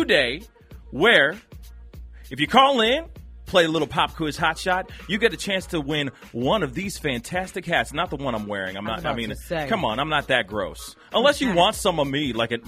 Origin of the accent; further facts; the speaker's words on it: Missouri, United States; I'm from Missouri. I'm from the show me state